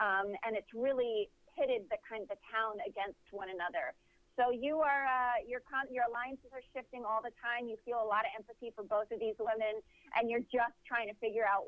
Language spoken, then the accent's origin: English; Stony Brook, New York, United States; moved away; I had a beautiful childhood growing up in Stony Brook. I love Long Island.